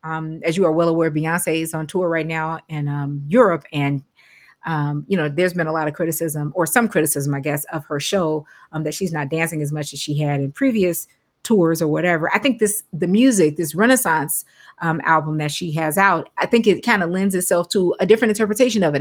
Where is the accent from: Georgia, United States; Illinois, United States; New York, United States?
Illinois, United States; Chicago; I am from Chicago